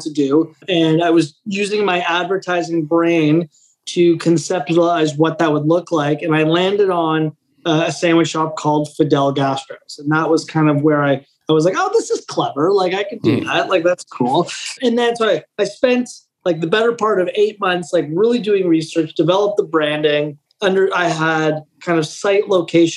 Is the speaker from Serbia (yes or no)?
no; Canada; I'm Italian Canadian.